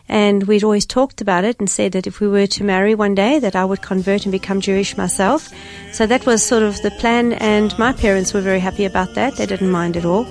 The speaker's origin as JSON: {"language": "English", "town": "Cape Town", "region": "Western Cape", "country": "South Africa", "tie": "born or raised there", "said": "I grew up in Cape Town um, in a beautiful seaside village called Gordons Bay."}